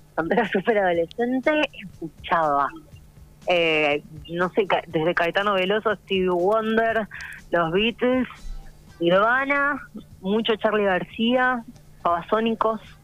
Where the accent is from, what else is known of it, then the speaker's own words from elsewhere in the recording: Buenos Aires, Argentina; also born or lived in Córdoba, Argentina; soy súper mega porteña de, capital, y eh, de corazón cordobés